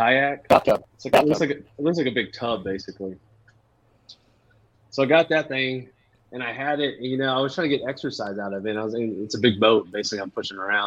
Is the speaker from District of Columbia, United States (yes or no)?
no; La Porte, Texas, United States; also born or lived in San Antonio / Sugar Land; I grew up in La Porte